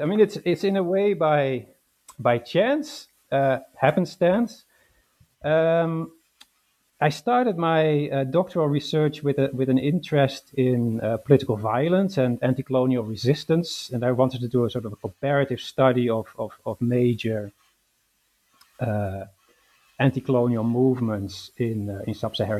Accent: Netherlands; moved away as an adult; also born or lived in London, United Kingdom; now in Glasgow, United Kingdom; I was born in the Netherlands and raised in the Netherlands.

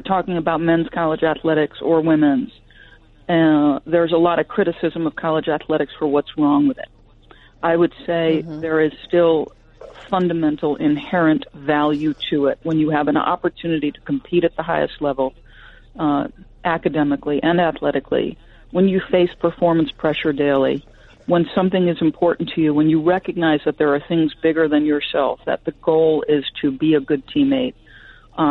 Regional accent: New Jersey, United States; moved away as an adult; also born or lived in New York; now in New England, United States; I was born in New York, raised for the most part in New Jersey

